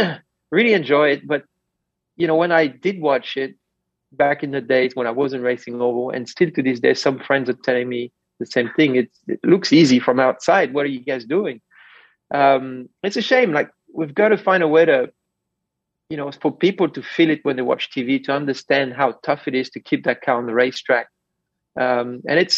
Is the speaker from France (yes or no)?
yes; France; moved away; I grew up in France